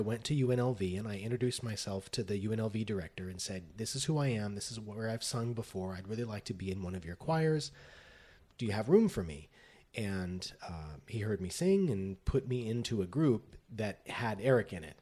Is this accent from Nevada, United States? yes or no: yes; Las Vegas, Nevada, United States; moved away as an adult; now in Los Angeles, United States; I grew up in Las Vegas.